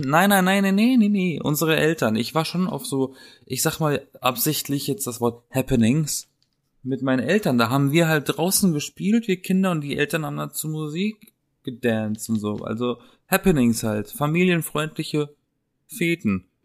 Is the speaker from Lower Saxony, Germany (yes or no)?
no; Black Forest, Baden-Württemberg, Germany; accent: Badisch; moved away; aus der Gegend, aus der ich komme, aus dem Schwarzwald